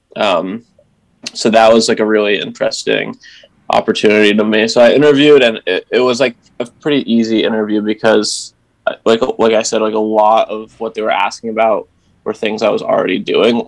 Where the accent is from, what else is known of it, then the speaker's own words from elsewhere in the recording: Essex, United States; I'm from Essex, which is basically the larger town that um, sends kids to the same high school Avery and I went